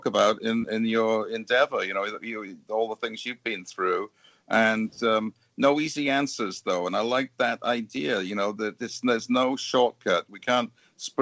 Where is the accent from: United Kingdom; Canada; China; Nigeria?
United Kingdom; moved away; being British